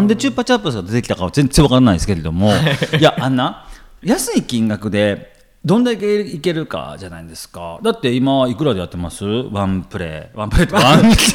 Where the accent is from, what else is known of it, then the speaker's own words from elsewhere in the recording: Kansai, Japan; もう関西人やからね